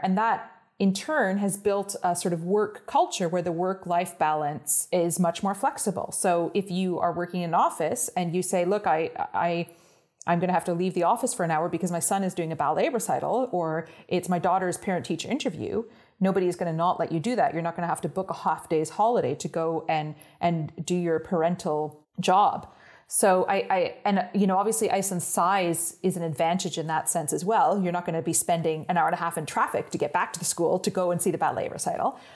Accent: Ottawa, Ontario, Canada; first language English; moved away as an adult; also born or lived in Toronto, Canada / Oxford, England; now in Iceland; I grew up just outside of Ottawa, the capital of Canada, uh, in the countryside

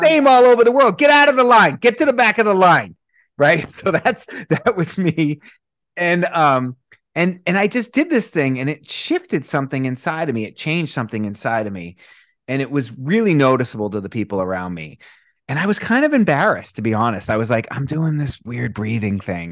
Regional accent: Boston, Massachusetts, United States; moved away; I'm from Boston originally

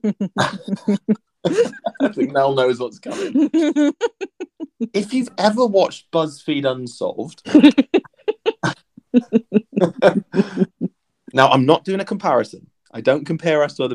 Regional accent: Pembrokeshire, Wales, United Kingdom; I grew up in Pembrokeshire

